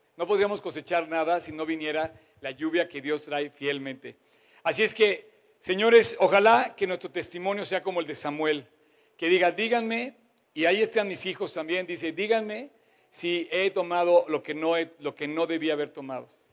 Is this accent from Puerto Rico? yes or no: no; Mexico; me incluyo como mexicano